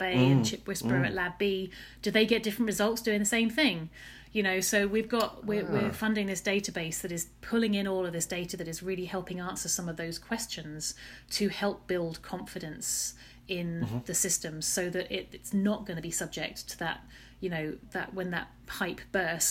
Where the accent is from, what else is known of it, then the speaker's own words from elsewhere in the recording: Chelmsford, East of England, United Kingdom; also born or lived in Oxford; I am an Essex girl and proud. I grew up in Chelmsford, Essex